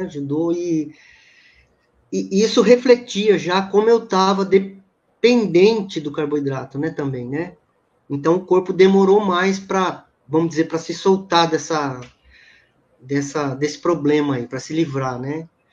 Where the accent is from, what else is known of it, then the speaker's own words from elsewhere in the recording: Campinas, São Paulo, Brazil; Eu moro em Campinas, né? Sou de Campinas.